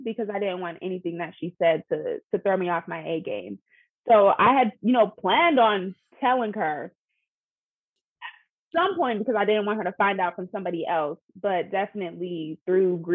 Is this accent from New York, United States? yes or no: no; Pittsburgh, Pennsylvania, United States; moved away as an adult; now in Philadelphia, United States; I'm originally from Pittsburgh, but I've been living in Philly for about 6 years